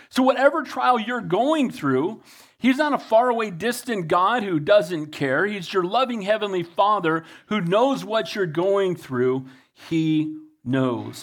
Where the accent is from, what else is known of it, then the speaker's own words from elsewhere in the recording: United States; I love being an American. I'm blessed to be an American